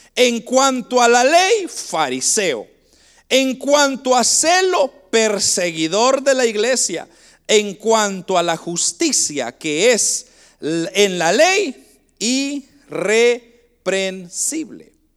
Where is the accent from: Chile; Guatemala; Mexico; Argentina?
Guatemala; now in Canada; nosotros somos de Guatemala y, nosotros venimos, hermanos, de un lugar bastante pobre en Guatemala